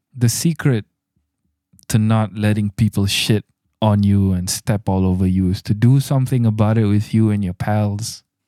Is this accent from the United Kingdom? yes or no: no; Malaysia; I'm your Malaysian host